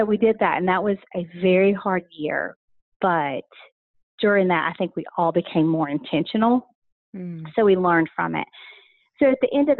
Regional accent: Rome, Georgia, United States; also born or lived in North Carolina; we came to Rome, which was home for both my mom and my dad. And so I grew up here

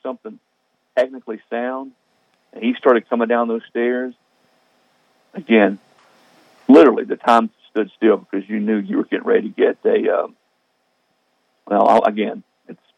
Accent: the Carolinas, United States; I was from the Carolinas

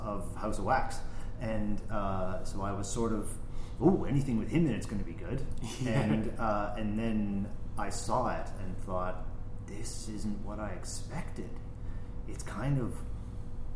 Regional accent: Sudbury, Ontario, Canada; my hometown, Sudbury, Ontario, Canada

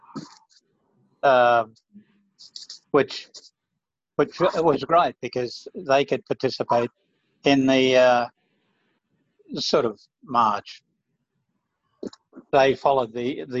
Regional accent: Nambucca Heads, New South Wales, Australia; moved away as an adult; also born or lived in Mullumbimby / Sydney; now in Darwin, Australia; we moved down to Nambucca, and I did all of my schoolwork down there.

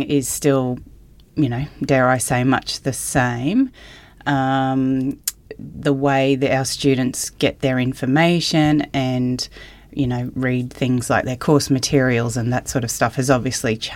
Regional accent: Mackay, Queensland, Australia; moved away; I grew up in Mackay on a cane farm

